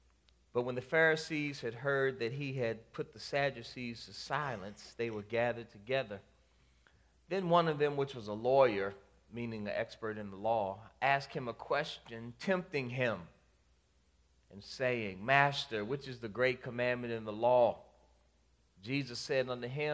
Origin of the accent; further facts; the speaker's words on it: D.C., District of Columbia, United States; now in Maryland, United States; I grew up outside of Washington, D.C.